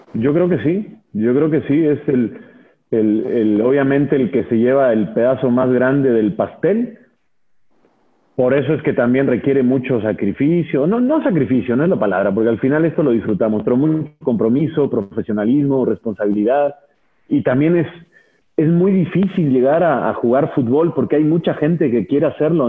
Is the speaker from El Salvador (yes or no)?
no; Argentina; now in Mexico; yo mi infancia la pasé en Argentina, yo, yo viví allá nueve años